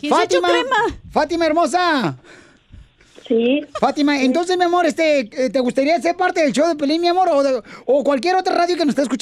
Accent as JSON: {"language": "Spanish", "region": "Yucatán", "country": "Mexico", "tie": "born or raised there", "also_born_or_lived": "United States", "lives_now": "Los Angeles, United States", "said": "Soy nacida aquí en Estados Unidos."}